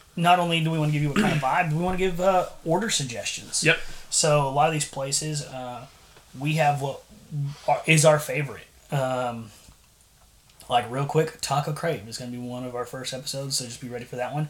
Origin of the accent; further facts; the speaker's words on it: San Antonio, Texas, United States; moved away as an adult; now in Bryan, United States; originally grew up in San Antonio, but now when I go places, I tell them, "Hey, I'm from Bryan